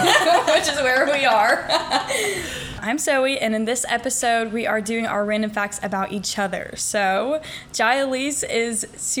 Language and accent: English; Kennesaw, Georgia, United States; I grew up in Kennesaw